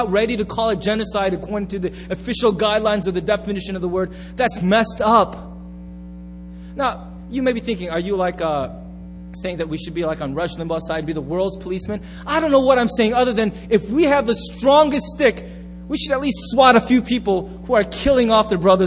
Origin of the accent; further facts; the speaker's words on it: United States; I'm so American